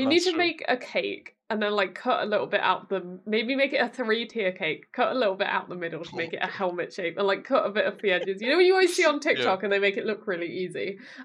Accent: United Kingdom; As most British people will understand, there was a bit of a struggle to get the tickets.

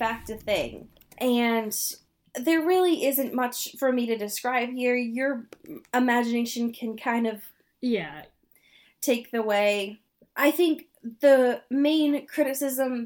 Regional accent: Portland, Oregon, United States; my hometown of Portland

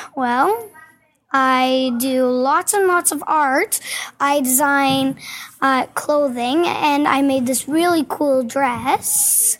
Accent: Yorkton, Saskatchewan, Canada; now in Prince Albert, Canada; I was born in Yorkton

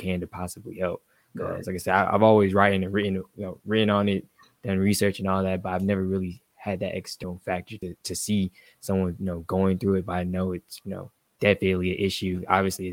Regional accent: Atlanta, Georgia, United States; here in my hometown

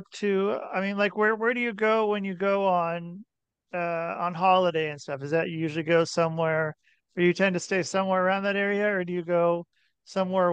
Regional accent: near Portland, Oregon, United States; I grew up in near Portland, Oregon

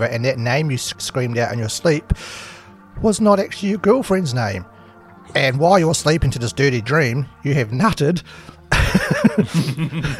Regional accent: Scotland, United Kingdom; I am the Scot

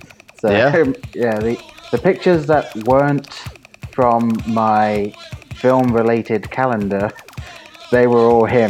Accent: England, United Kingdom; now in Ohio, United States; I'm from England

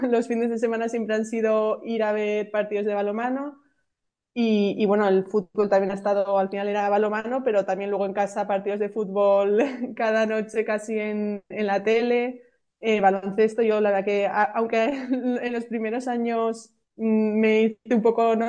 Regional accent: Pamplona, Navarre, Spain; now in Valencia, Spain; yo soy de Pamplona, yo nací en Pamplona

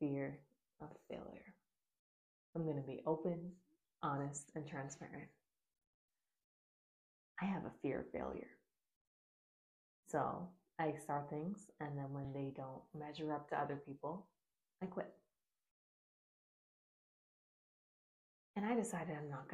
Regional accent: Bahamas; I grew up in the Bahamas

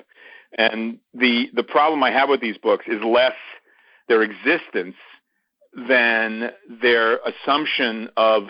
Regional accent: New York City, New York, United States; growing up in Brooklyn in the 1950s, I was born in 50 and raised in Brooklyn

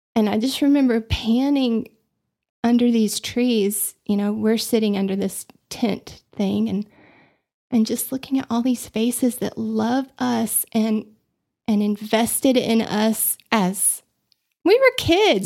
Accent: Austin, Texas, United States; moved away as an adult; also born or lived in Dallas / Abilene; now in Amarillo, United States; I grew up in Austin, so, um, we moved there when I was two from Dallas

